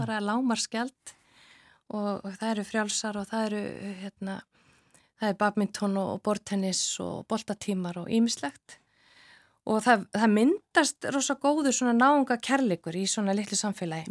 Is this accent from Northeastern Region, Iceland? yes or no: yes; Akureyri, Northeastern Region, Iceland; also born or lived in Reykjavík; ég er alveg upp á Akureyri, efst á, á brekkunni